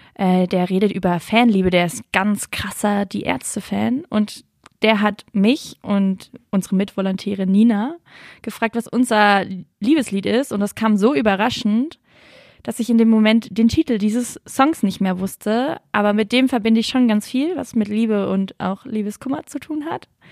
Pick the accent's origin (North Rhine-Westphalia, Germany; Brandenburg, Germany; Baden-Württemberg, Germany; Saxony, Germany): Baden-Württemberg, Germany; Lörrach area; ich komme ja eher so aus Lörracher Gegend